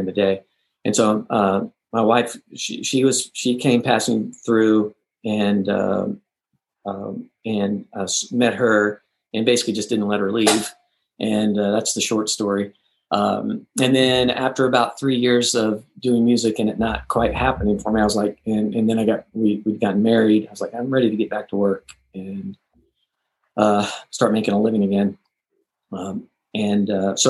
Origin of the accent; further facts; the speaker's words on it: Texas, United States; moved away; I'm from Texas